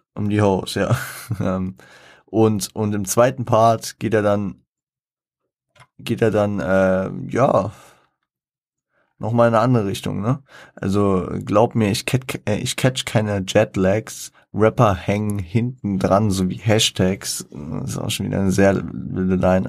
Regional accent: Frankfurt, Hesse, Germany; ich als Frankfurter

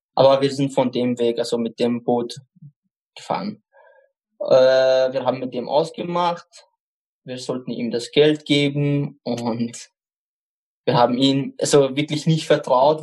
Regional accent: Baghdad, Baghdad Governorate, Iraq; German is a second language; now in Eichgraben, Austria; Ich komme aus dem Irak. Bagdad, also die Hauptstadt.

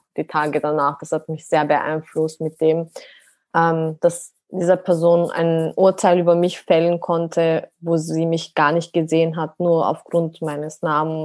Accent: Austria; meine Wurzeln sind ursprünglich aus der Türkei, aber bin selber in Österreich geboren, also bin Österreicherin

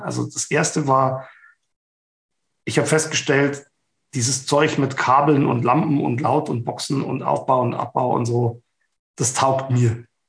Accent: Ingolstadt, Bavaria, Germany; ich komme aus Ingolstadt

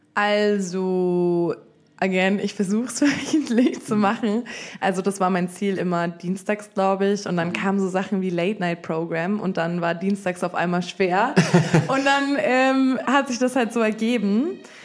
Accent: Munich, Bavaria, Germany; moved away as an adult; now in Berlin, Germany; ich komme ursprünglich aus München

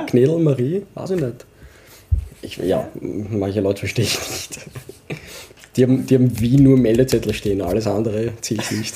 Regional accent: Vienna, Austria; accent: Wienerisch; first language Urdu; wir sind halt Wiener, aber mit, mit Pakistan-Hintergrund.

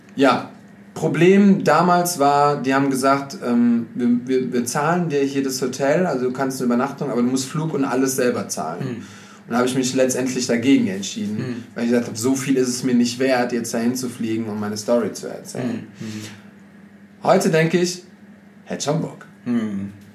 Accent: Germany; als Deutscher

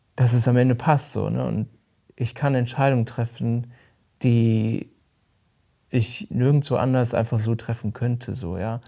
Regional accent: Rhineland-Palatinate, Germany; moved away; Ich bin auf dem Dorf aufgewachsen in Rheinland-Pfalz

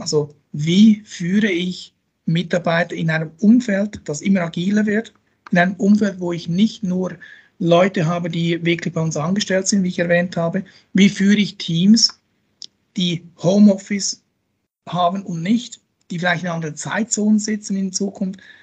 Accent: Switzerland; moved away as an adult; now in Austria; als Schweizer

